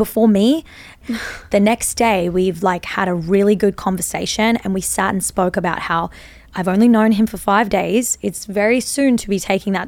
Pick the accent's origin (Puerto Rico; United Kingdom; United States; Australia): Australia; we're both Australian